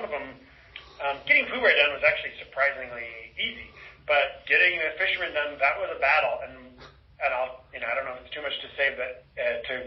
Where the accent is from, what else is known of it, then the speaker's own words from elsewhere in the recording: Seattle, Washington, United States; I'm from Seattle